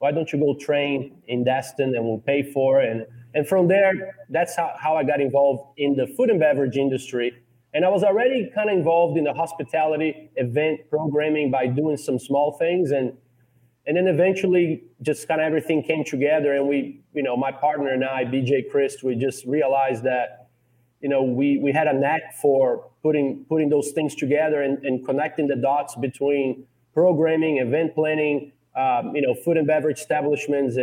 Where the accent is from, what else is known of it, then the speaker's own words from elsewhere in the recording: São Paulo, Brazil; moved away as an adult; also born or lived in Georgia, United States / New York, United States; now in Lafayette, United States; I'm originally from Brazil, São Paulo, Brazil